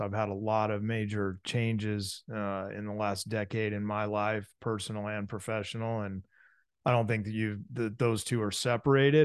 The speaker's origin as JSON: {"language": "English", "town": "San Diego", "region": "California", "country": "United States", "said": "I'm a Southern California boy, so I'm from San Diego"}